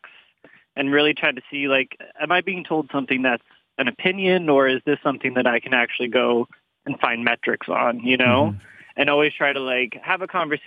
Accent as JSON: {"language": "English", "region": "New England", "country": "United States", "tie": "born or raised there", "also_born_or_lived": "Canada", "moved": "as an adult", "lives_now": "London, Canada", "said": "I was born in Canada and we moved to the United States, to New England when I was like 10. So 20 years of my life were spent growing up in the United States"}